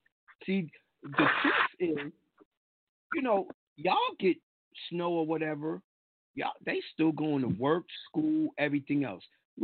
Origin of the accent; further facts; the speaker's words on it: New York, United States; And they be like, oh, how you got that? I'm a New Yorker.